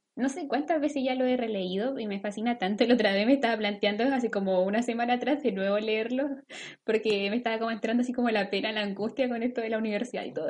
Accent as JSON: {"language": "Spanish", "town": "Concepción", "region": "Biobío", "country": "Chile", "tie": "born or raised there", "said": "nosotros estudiábamos en el centro como de Concepción, nuestro colegio está en el centro"}